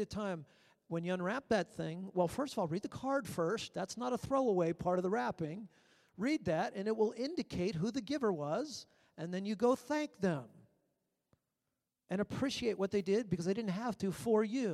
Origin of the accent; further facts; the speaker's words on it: Maryland, United States; moved away; When I was 16 years old, I was so fired up for God, but I lived in Maryland